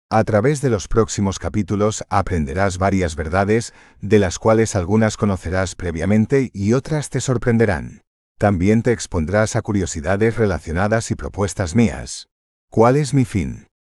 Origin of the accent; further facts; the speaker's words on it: Connecticut, United States; first language English; Spanish is a second language; Para los que aún no me conocen, soy estadounidense y el primer idioma que hablé fue el inglés. Nací y me crié en el estado de Connecticut.